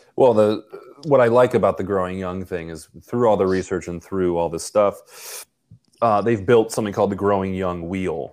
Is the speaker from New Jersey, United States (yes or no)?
no; Buffalo, New York, United States; I'm from Buffalo in Poland